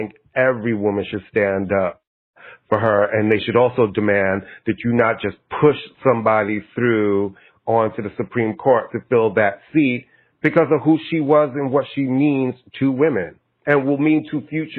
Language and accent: English; Brooklyn, New York, United States; We were both born and bred in Brooklyn.